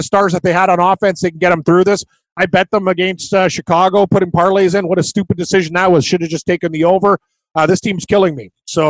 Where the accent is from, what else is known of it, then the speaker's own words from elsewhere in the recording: Scotland, United Kingdom; Well, I'm Scottish.